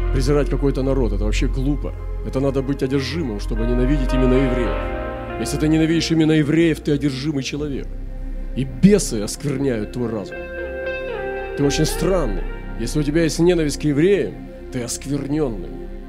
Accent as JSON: {"language": "Russian", "country": "Russia"}